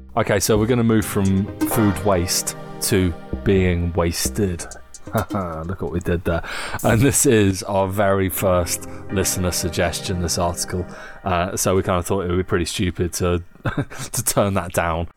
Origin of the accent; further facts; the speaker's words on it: England, United Kingdom; Growing up in England